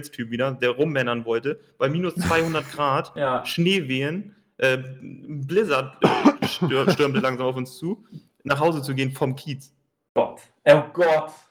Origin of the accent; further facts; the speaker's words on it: Basel, Basel-Stadt, Switzerland; weil ich habe es überhaupt nicht, weil ich bin ja aus Basel, da war ja genug Läden.